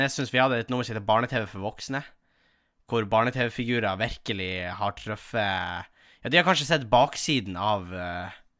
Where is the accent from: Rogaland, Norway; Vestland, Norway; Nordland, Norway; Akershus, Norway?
Nordland, Norway; Tjongsfjord; moved away; mamma som er revysjef hjemme i Tjongsfjord